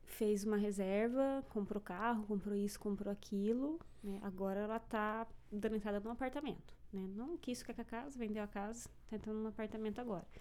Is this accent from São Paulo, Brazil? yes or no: no; São Jerônimo da Serra, Paraná, Brazil; moved away as an adult; now in Canada; eu sou do sul